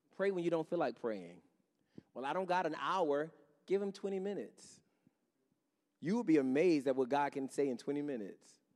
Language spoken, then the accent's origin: English; Henrietta, New York, United States; I grew up in Henrietta, not too far from here.